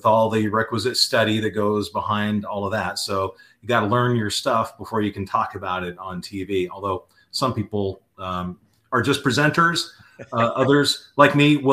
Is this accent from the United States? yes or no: yes; Southern California, United States; growing up in Southern California